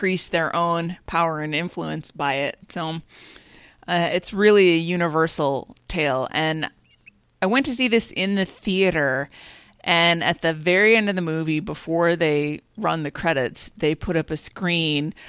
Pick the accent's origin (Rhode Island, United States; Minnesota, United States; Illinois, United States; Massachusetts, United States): Minnesota, United States; as a Minnesotan, we in the Midwest